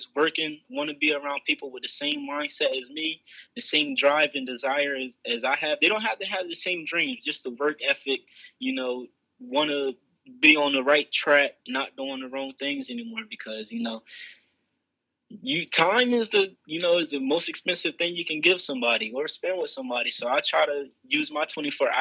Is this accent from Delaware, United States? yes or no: yes; Bridgeville, Delaware, United States; I'm actually from Coverdale Crossroads down in Bridgeville, Delaware.